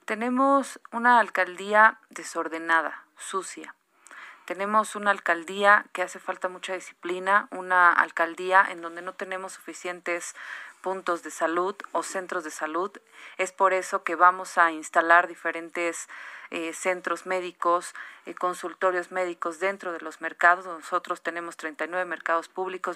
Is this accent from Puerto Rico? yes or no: no; Mexico